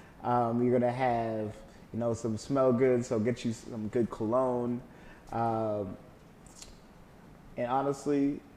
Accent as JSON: {"language": "English", "country": "Kenya", "tie": "born there", "said": "Yeah, so I was born in Kenya, Africa, believe it or not."}